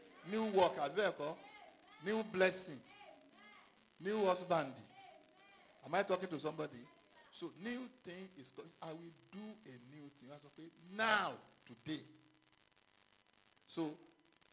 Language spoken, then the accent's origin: English; Ghana; moved away; I was born in Ghana too